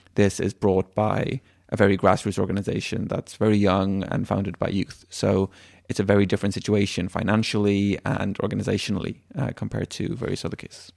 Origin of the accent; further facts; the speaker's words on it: Sweden; also born or lived in Dublin, Ireland; I was born in Sweden, and I've lived my whole life in Sweden with, aside from the one year, um, we lived in Dublin.